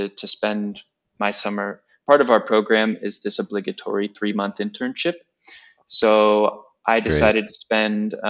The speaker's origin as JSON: {"language": "English", "town": "Pleasanton", "region": "California", "country": "United States", "tie": "born or raised there", "also_born_or_lived": "Virginia", "moved": "as an adult", "lives_now": "Italy", "said": "I grew up in the East Bay in a small town called Pleasanton"}